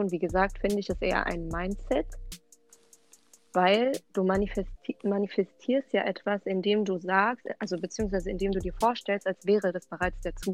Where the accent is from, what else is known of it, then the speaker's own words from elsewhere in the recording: Offenbach, Hesse, Germany; ich bin 22 Jahre alt, ich komme aus Offenbach und ich studiere Soziologie.